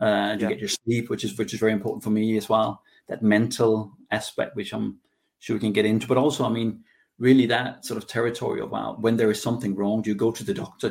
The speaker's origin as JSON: {"language": "English", "country": "Denmark", "tie": "born or raised there", "moved": "as an adult", "lives_now": "United Kingdom", "said": "I'm in Denmark at the moment, so I'm in my hometown here in my summer house."}